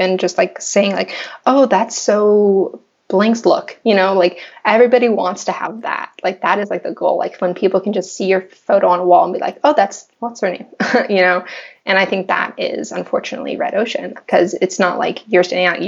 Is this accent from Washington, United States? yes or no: no; Los Angeles, California, United States; I'm born and raised in Los Angeles